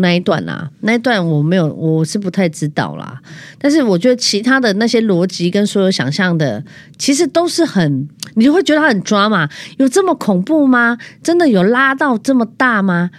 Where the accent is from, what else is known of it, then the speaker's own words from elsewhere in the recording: southern Taiwan, Taiwan; 因为我是南部人